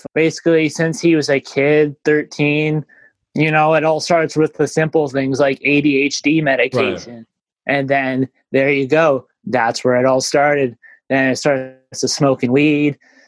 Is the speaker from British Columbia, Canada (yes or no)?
no; Winnipeg, Manitoba, Canada; I grew up in Winnipeg, Manitoba, Canada. I grew up in the north end of Winnipeg.